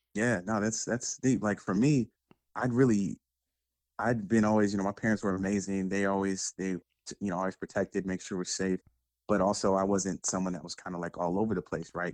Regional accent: Sacramento, California, United States; now in San Jose, United States; born in the Bay in San Jose, California. Moved to Sacramento with the family when I was probably like seven. So I got a little bit of the Bay there, a lot of Sacramento, Northern California to the death.

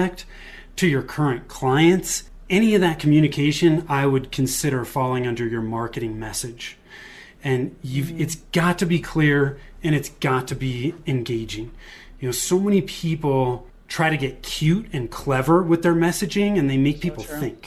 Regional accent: Bay Area, Northern California, United States; moved away as an adult; now in Denver, United States; I was born and raised in Northern California in the Bay Area, moved to the Denver area with my wife in 2008, and that's where we still are today

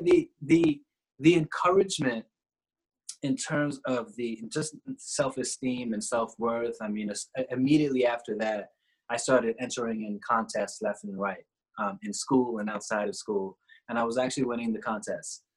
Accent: New York, United States; also born or lived in Trinidad; I grew up in New York, was born in Trinidad, um, grew up in New York

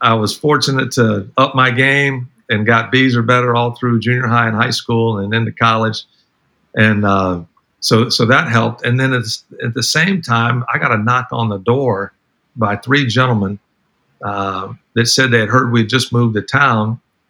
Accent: Terre Haute, Indiana, United States; also born or lived in Durham, North Carolina; now in North Carolina, United States; We say Indiana. She's from Bloomington. My formative years, I grew up in Terre Haute, and Terre Haute had a huge impact on me.

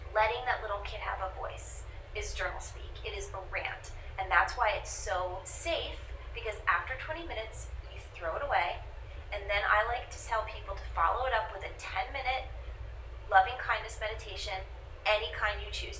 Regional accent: New York, United States; I'm a New Yorker

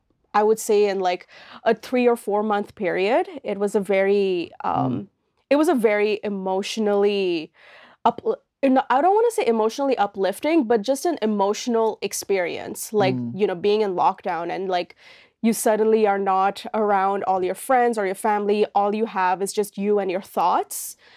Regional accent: Oman; moved away as an adult; now in Halifax, Canada; my background is like, I am an Indian woman. I come from an Indian family. However, I grew up in this country called Oman in the Middle East.

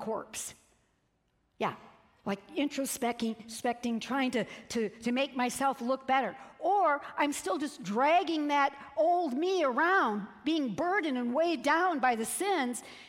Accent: Peoria, Illinois, United States; I'm from Peoria, Illinois

